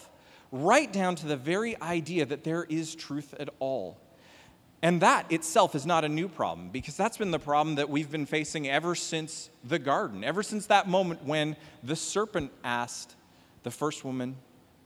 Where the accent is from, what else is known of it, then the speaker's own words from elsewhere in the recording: Canada; now in United States; As a Canadian living here in America land